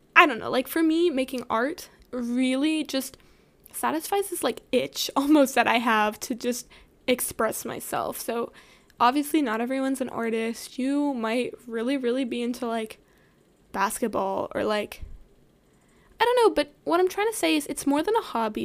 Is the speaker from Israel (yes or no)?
no; the South, United States; growing up in the South